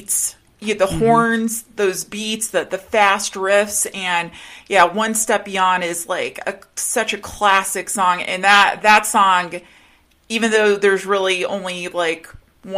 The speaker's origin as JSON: {"language": "English", "region": "Rocky Mountains", "country": "United States", "tie": "born or raised there", "said": "me being a girl, a teenager growing up in the Rocky Mountains"}